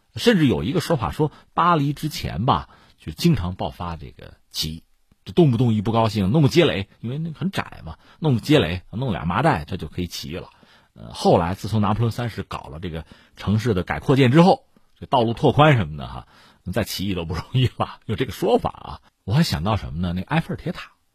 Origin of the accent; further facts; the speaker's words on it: China; 我们中国人搞这个东西，应该叫修旧如旧